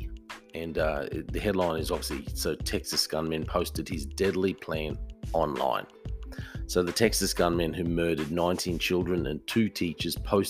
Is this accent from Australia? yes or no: yes; Australia; I'm from Australia